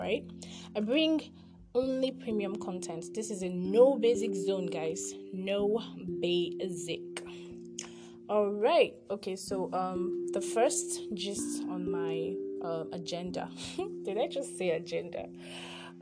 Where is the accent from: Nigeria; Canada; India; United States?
Nigeria; I am a Nigerian